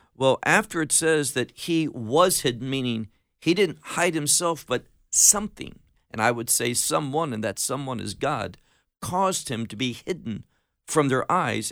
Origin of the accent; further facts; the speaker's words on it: Chicago, Illinois, United States; moved away as an adult; also born or lived in Atlanta, Georgia / Miami, Florida; now in Israel; I grew up in America, was born in, uh, the Atlanta area, grew up in Chicago, got married, moved to Miami